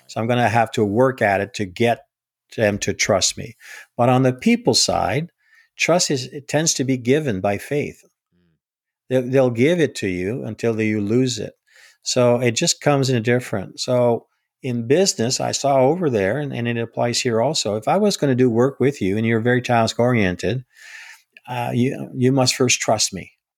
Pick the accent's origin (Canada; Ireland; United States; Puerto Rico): Canada; Northern Ontario; now in Gatineau, Canada; I was born and raised in, in Northern Ontario. I'm a Canadian first.